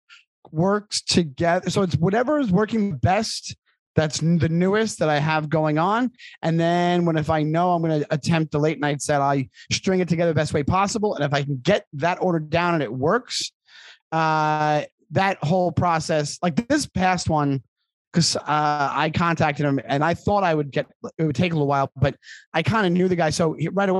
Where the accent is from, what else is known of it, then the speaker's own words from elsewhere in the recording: Long Island, New York, United States; I'm from Long Island